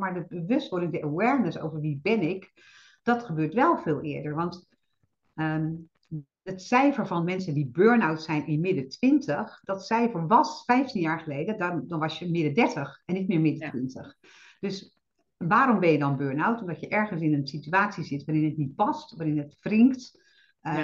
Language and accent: Dutch; Netherlands; wij hebben als Nederlanders